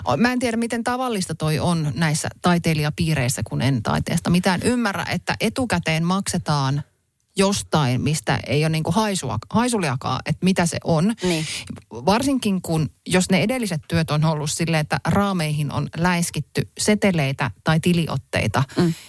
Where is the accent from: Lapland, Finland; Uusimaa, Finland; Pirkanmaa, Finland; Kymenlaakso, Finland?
Uusimaa, Finland; Helsinki; now in Hämeenlinna, Finland; olen Helsingistä lähtöisin, nykyään asun kyllä Hämeenlinnassa, mutta en ole niin kuin vanhassa kotikaupungissanikaan käynyt